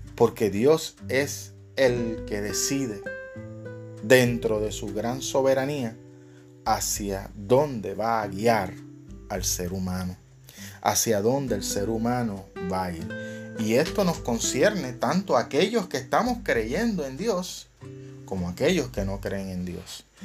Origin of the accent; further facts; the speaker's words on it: Puerto Rico; acá en mi país, acá en Puerto Rico